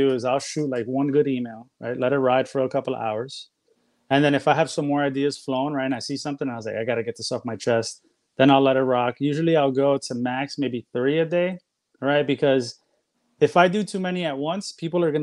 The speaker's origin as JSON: {"language": "English", "town": "New York City", "region": "New York", "country": "United States", "tie": "born or raised there", "moved": "as an adult", "lives_now": "Florida, United States", "said": "I was born and raised in New York, but I'm currently in Florida right now"}